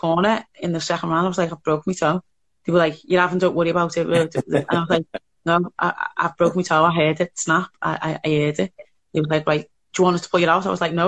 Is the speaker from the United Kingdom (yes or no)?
yes; Liverpool, North West England, United Kingdom; I was from Toxteth, which is a little bit underprivileged